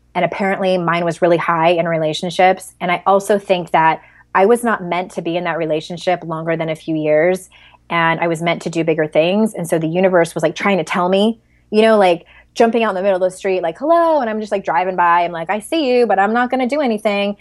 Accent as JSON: {"language": "English", "town": "San Diego", "region": "California", "country": "United States", "said": "I'm from San Diego"}